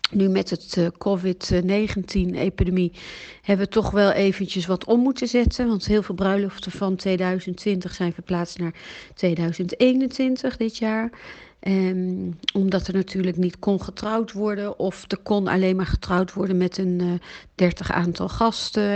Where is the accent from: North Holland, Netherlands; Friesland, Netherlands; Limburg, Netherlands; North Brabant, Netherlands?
North Holland, Netherlands; Amsterdam; moved away as an adult; also born or lived in Belgium; now in Italy; Ik ben geboren in Nederland, in Amsterdam. En ik woon nu in Italië